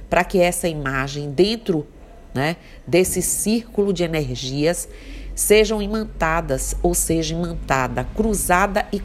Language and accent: Portuguese; Mucugê, Bahia, Brazil; born there; como eu sou uma pessoa é, que nasci em Mucugê